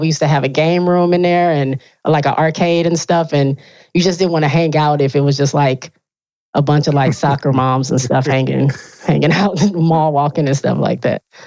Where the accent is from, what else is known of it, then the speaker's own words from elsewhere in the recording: Benton Harbor, Michigan, United States; I grew up in a super small town in Michigan, uh, lower, like right almost on the border of Indiana and Michigan, right on Lake Michigan. Okay. It's called Benton Harbor